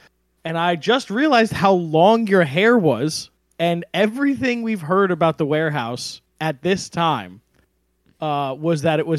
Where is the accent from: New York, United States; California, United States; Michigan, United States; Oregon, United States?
New York, United States; Rockland County; also born or lived in Huntington, Long Island / Baldwin, Long Island; So I grew up in in Rockland County, New York.